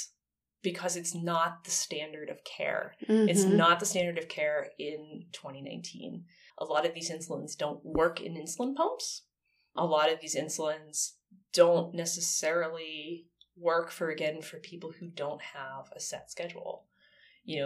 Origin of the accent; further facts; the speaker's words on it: United States; first language English; I'm not okay as an American.